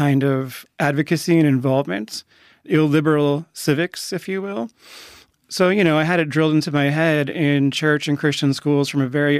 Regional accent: Fishers, Indiana, United States; I grew up mostly in a north suburb of Indianapolis called Fishers. I was born in a small town in northern Indiana

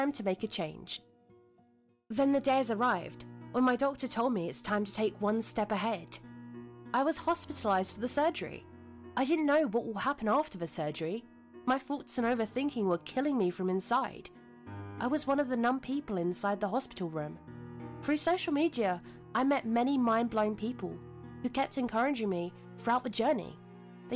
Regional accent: Germany; I'm from Germany

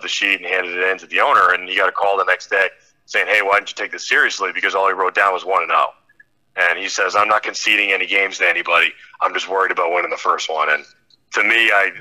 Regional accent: Massachusetts, United States; also born or lived in Maine; now in Connecticut, United States; I'm from Massachusetts.

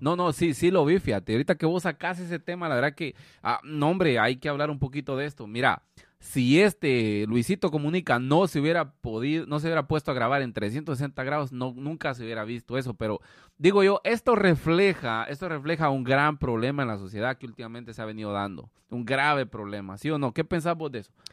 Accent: Guatemala; moved away; nosotros como guatemaltecos, o sea, por lo menos cuando estamos en Guatemala

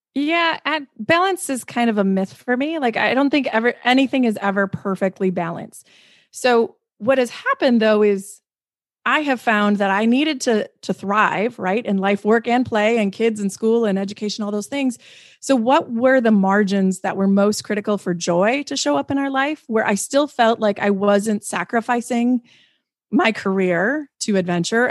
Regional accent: Midwest, United States; I come from the Midwest. Like, we're humble people

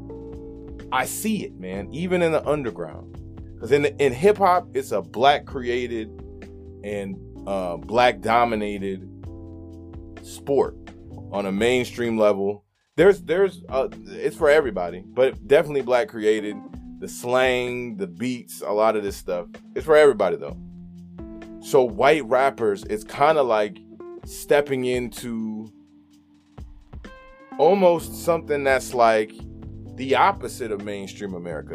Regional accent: Michigan, United States; Salute to Michigan, my home state

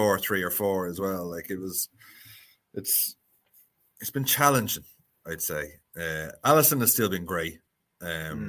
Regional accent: Dublin, Leinster, Ireland; moved away as an adult; now in Wicklow, Ireland; I grew up in Dublin. I was there for 30 years.

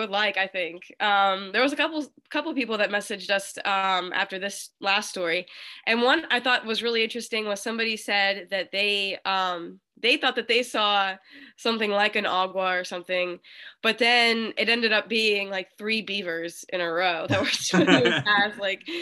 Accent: Wheeling, West Virginia, United States; I'm from West Virginia.

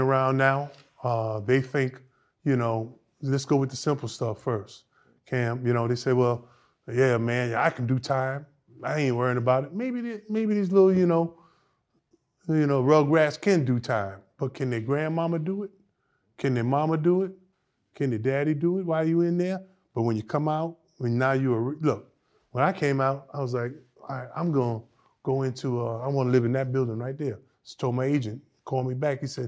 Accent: New York City, New York, United States; I'm from the Lower East Side

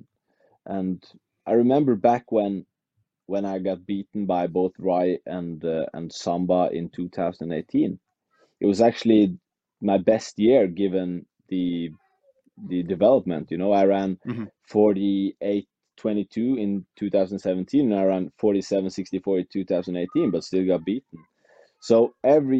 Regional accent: Western Norway, Norway; English is a second language; moved away as an adult; now in Oslo, Norway; It's in my hometown, in the western part of Norway. I live in Oslo

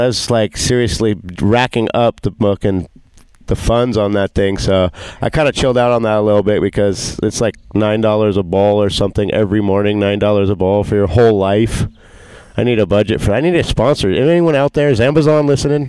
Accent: Costa Mesa, California, United States; I grew up in Orange County, Costa Mesa, Newport Beach area

